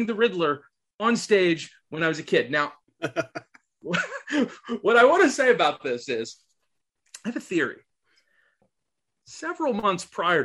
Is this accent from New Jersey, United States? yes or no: yes; Vineland, New Jersey, United States; my hometown newspaper did this like retrospective of trick or treat through the years in Vineland, New Jersey